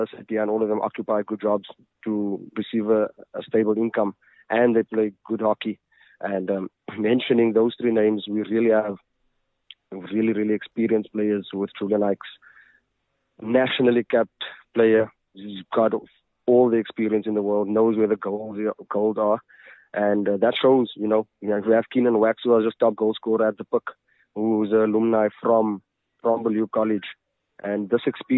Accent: Kimberley, Northern Cape, South Africa; also born or lived in Johannesburg; now in Mahikeng, South Africa; I am from Kimberley.

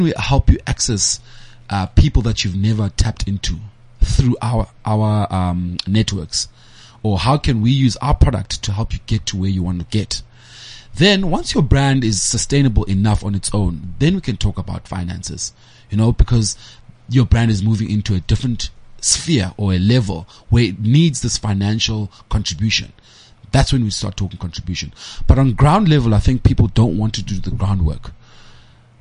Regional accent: East London, Eastern Cape, South Africa; also born or lived in Butterworth (Gcuwa); I grew up in East London, but I never say I come from East London. I come from Igcuwa

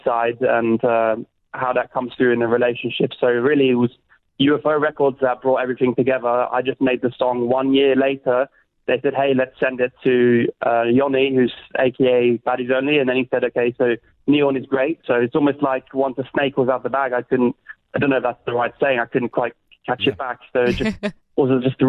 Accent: London, United Kingdom; moved away as an adult; now in Zurich, Switzerland; growing up in London

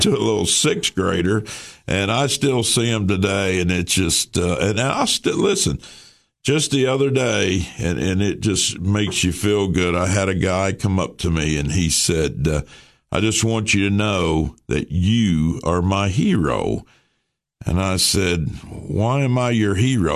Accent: Baxter, Tennessee, United States; This is my hometown

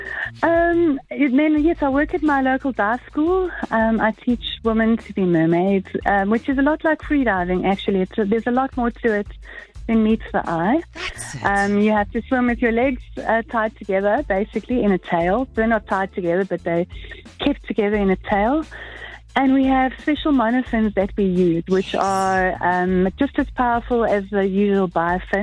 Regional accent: Benoni, Gauteng, South Africa; I'm from Benoni.

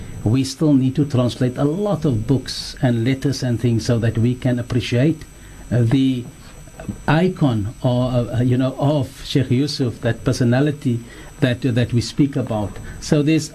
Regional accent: South Africa; we pride ourselves as South African Muslims that come from that origin

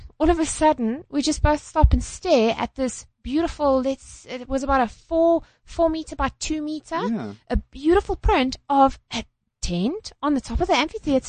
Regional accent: Johannesburg, Gauteng, South Africa; I'm from Joburg.

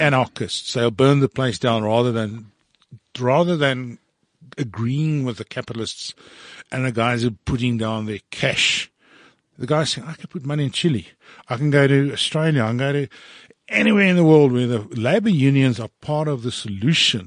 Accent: Johannesburg, Gauteng, South Africa; fourteen years old, growing up in Sydenham in Johannesburg

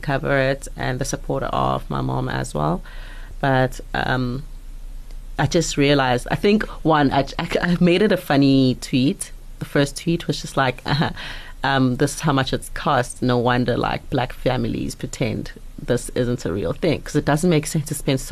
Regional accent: Mpumalanga, South Africa; I grew up in Mpumalanga

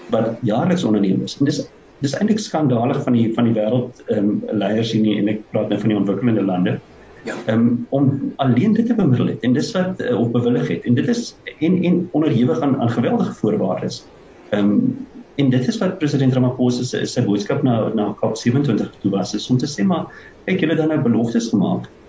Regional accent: South Africa; as Suid-Afrikaners

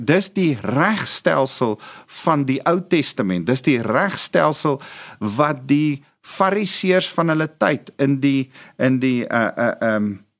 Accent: South Africa; ons as Afrikaners

